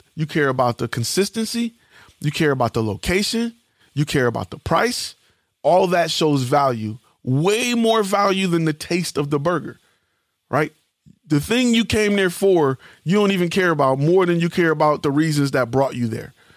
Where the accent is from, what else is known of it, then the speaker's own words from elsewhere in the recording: Detroit, Michigan, United States; I'm from Detroit